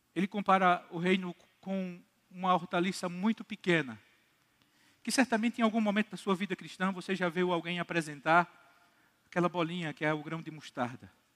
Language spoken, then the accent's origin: Portuguese; Campina Grande, Paraíba, Brazil; also born or lived in Recife; eu sou daqui de Campina Grande, sou congregacional